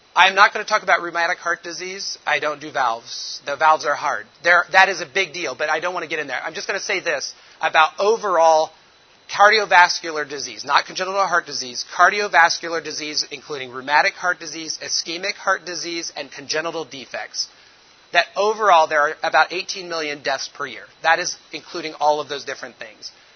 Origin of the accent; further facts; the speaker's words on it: Indianapolis, Indiana, United States; moved away as an adult; now in Togo; I'm from Indianapolis originally, so you know we're motor car racing